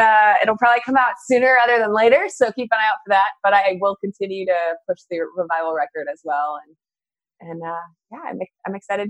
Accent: Waconia, Minnesota, United States; And I did a hometown release show in my hometown of Waconia, Minnesota, back in June.

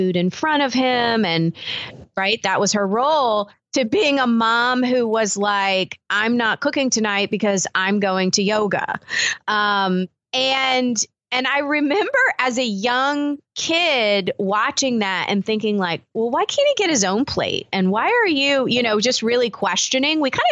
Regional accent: the South, United States; I grew up in the South

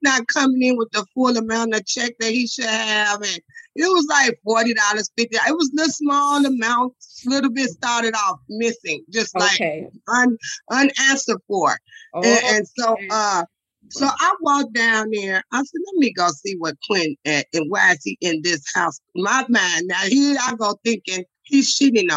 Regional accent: Chicago, Illinois, United States; I'm from the low end of Chicago.

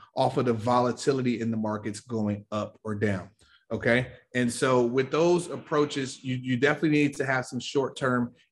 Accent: Chicago, Illinois, United States; I'm from the South Side of Chicago, Inglewood, very, very tough areas

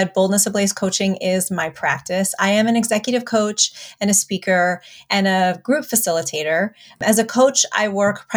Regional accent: United States; also born or lived in New York City; I'm the first generation Armenian, born in the States.

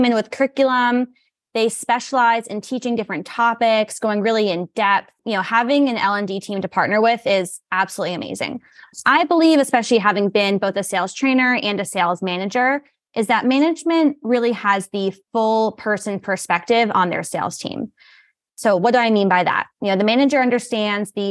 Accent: New York, United States; moved away as an adult; also born or lived in Virginia / Maryland; I hail from New York originally. I spent time working in Virginia, Maryland, and now I'm back

